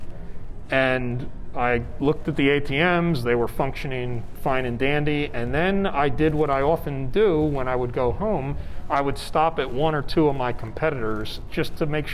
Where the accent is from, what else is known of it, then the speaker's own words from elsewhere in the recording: Atlantic City, New Jersey, United States; now in Las Vegas, United States; My hometown is Atlantic City, New Jersey.